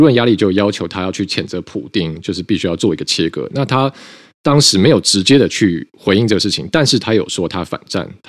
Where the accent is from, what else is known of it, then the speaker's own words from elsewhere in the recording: Taiwan; 那这个事情出来以后呢，我们台湾这边的外交部就是说，呃，这个台湾支持乌克兰的立场坚定，不容模糊。